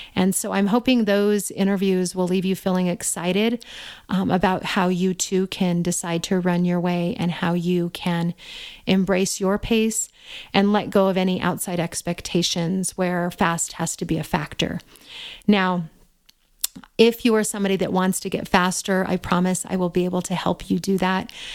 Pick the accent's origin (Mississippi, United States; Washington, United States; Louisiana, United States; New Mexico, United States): New Mexico, United States; Albuquerque; my hometown of Albuquerque, New Mexico